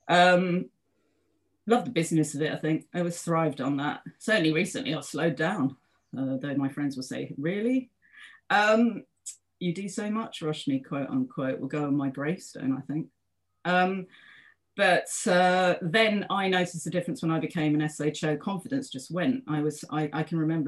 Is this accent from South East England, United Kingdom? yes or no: no; London, United Kingdom; I live in London. I am a Londoner. I'm back home now.